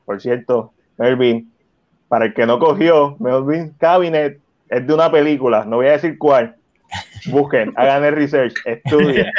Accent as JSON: {"language": "Spanish", "town": "San Juan", "country": "Puerto Rico", "tie": "born or raised there", "said": "yo me crié en Coupey"}